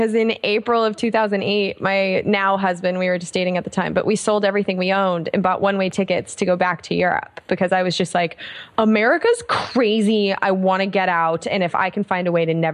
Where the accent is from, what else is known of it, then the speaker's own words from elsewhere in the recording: United States; accent: American; my American accent